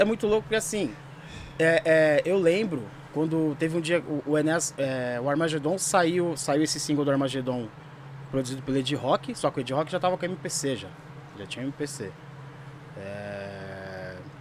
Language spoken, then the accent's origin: Portuguese; São Paulo, Brazil; also born or lived in Santo André; sou de São Mateus, eu moro em São Mateus